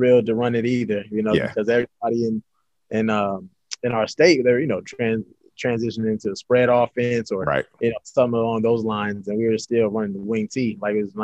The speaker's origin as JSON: {"language": "English", "town": "St. Louis", "region": "Missouri", "country": "United States", "also_born_or_lived": "Delaware", "moved": "yes", "said": "I'm from St. Louis, Missouri"}